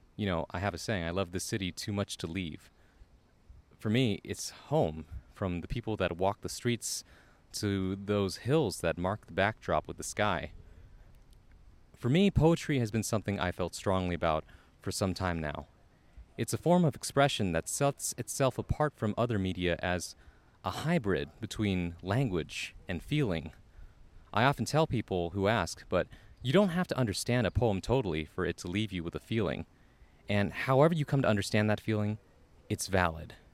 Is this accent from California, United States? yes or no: yes; San Jose, California, United States; I'm a poet born and raised in San Jose, California.